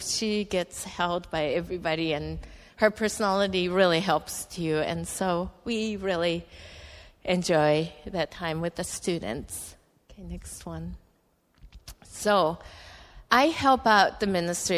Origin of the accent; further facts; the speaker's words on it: Japan; English is a second language; moved away as an adult; also born or lived in United States; He designed me as a Japanese, and I grew up in Japan